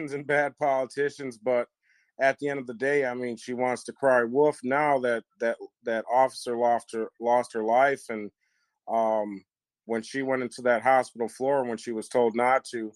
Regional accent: Wisconsin, United States; the city and the state that I'm from here in Wisconsin

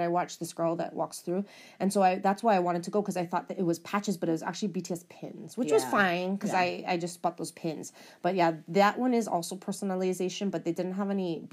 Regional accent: Hawaii, United States; we're from Hawaii

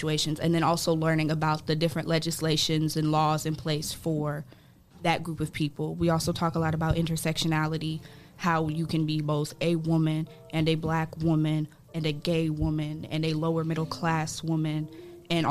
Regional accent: Columbus, Ohio, United States; also born or lived in Bowling Green, Ohio; I'm born and raised in Columbus, Ohio. Moved out in the greater Toledo area, Bowling Green area, for school

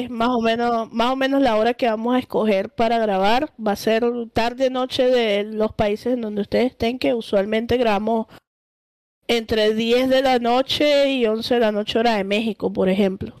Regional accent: Venezuela; nosotros somos venezolanos

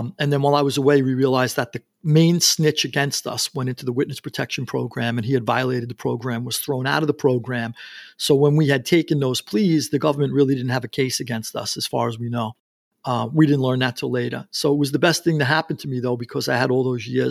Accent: New York City, New York, United States; I grew up in Queens, New York

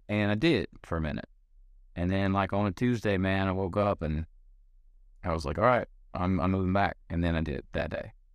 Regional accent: Gastonia, North Carolina, United States; moved away as an adult; now in Nashville, United States; I'm from Gastonia, North Carolina, which is a little town outside of Charlotte

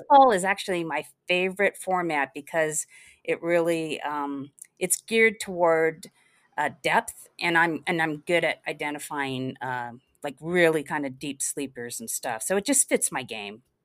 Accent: Los Angeles, California, United States; also born or lived in Salt Lake City; was pretty much born and raised in Los Angeles, a brief stint in Salt Lake City

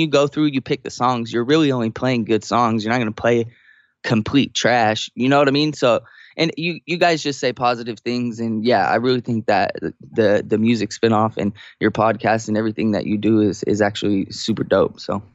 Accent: Sacramento, California, United States; moved away as an adult; now in San Diego, United States; I was born and raised in Sacramento

